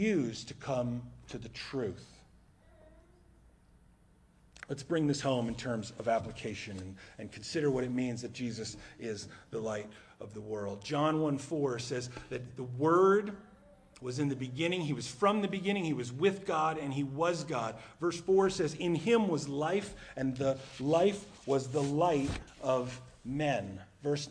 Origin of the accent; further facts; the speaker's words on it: New Jersey, United States; moved away; also born or lived in South Carolina; We're from New Jersey